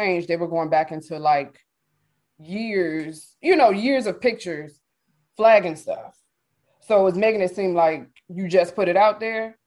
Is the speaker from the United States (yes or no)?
yes; Richmond, Virginia, United States; also born or lived in Charlotte, North Carolina; I'm from Richmond, Virginia, but I also lived in Charlotte for about 10 years